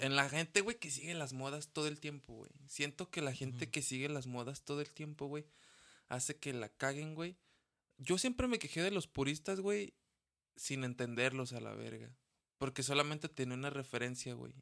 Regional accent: Mexico; yo amo mi México, güey, yo amo mi raza

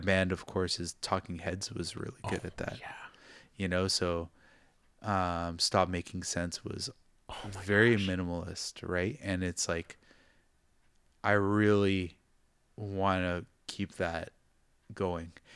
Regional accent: Toronto, Ontario, Canada; now in Japan; growing up in Toronto, you grow up with the different cultures.

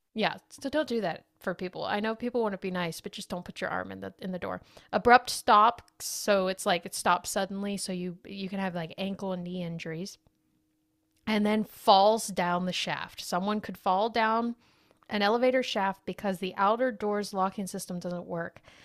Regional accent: United States; We're American

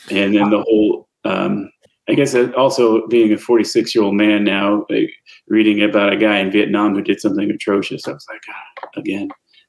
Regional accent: Oklahoma, United States; growing up in Oklahoma, it's hot, it's humid.

